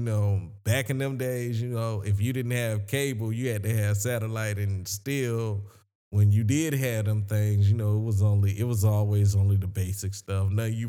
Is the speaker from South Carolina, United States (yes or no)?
yes; Sumter, South Carolina, United States; I'm from Sumter, South Carolina.